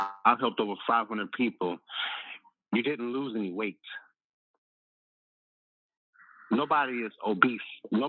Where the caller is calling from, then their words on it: Chicago, Illinois, United States; Calling from Chicago.